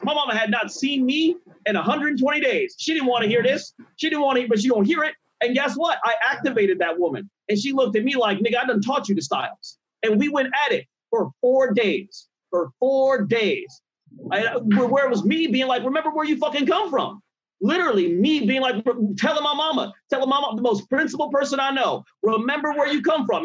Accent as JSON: {"language": "English", "country": "Nigeria", "said": "I'm Nigerian. And culturally there are a lot of differences, a lot of shifts. And honestly, I came from a culture where they would check you, especially being a Nigerian boy"}